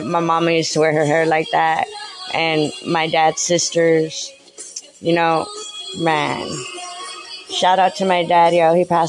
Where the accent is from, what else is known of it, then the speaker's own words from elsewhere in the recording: San Antonio, Texas, United States; I remember going to skating rinks in down in the Tone, 210 210, y'all. That's my hometown's where I'm from